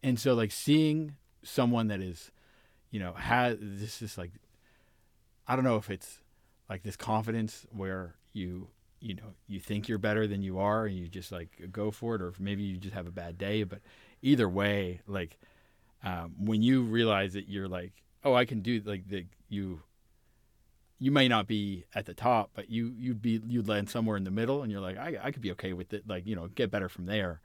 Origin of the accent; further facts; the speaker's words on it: Orange County, California, United States; I grew up in Orange County, California